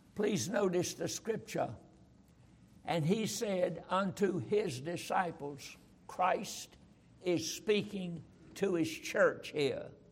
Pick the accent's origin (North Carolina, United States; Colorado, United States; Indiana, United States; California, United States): North Carolina, United States; Roxboro; I was raised in Roxboro, North Carolina